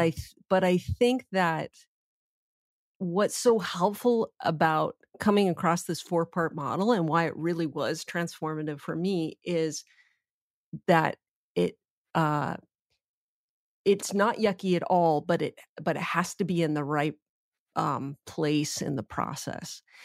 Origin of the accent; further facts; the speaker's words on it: Canada; I'm Canadian